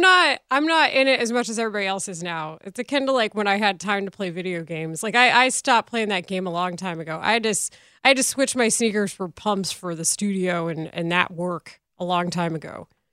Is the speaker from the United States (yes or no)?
yes; Texas, United States; moved away; my hometown at the time probably had a third of the residents it does now